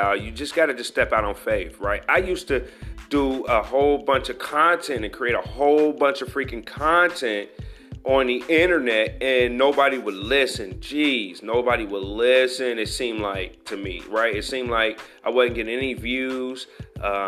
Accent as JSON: {"language": "English", "country": "United States", "said": "me being African American"}